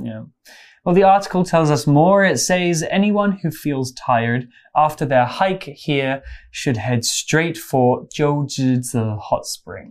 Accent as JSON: {"language": "English", "area": "English countryside", "region": "England", "country": "United Kingdom", "tie": "born or raised there", "said": "I grew up in the English countryside."}